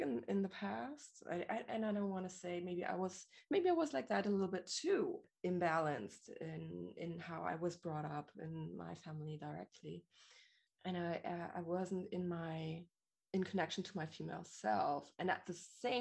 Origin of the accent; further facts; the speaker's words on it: Germany; The way I grew up here in Germany, mostly, and apart from living abroad and partially of my childhood